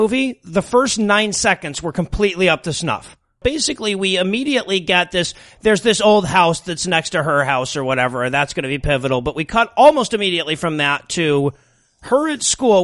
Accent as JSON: {"language": "English", "town": "Detroit", "region": "Michigan", "country": "United States", "said": "I'm from Detroit"}